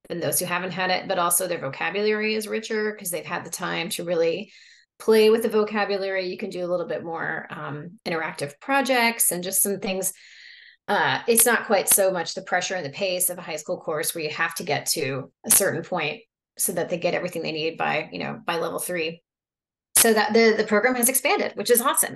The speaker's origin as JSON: {"language": "English", "region": "Oklahoma", "country": "United States", "said": "I'm from Oklahoma no one in my family speaks French"}